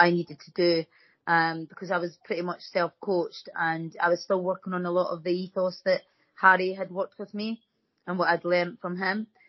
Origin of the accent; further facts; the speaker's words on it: Dundee, Scotland, United Kingdom; I was from Whitfield